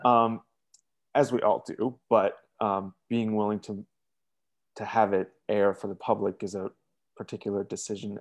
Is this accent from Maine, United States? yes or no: yes; Maine, United States; moved away; also born or lived in Wisconsin; I'm from Maine